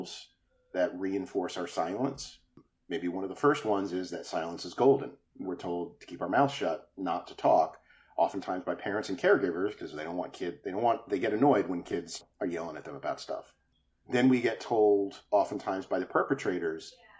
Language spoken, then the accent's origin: English; New Jersey, United States; the little neighborhood enclave that I was raised in New Jersey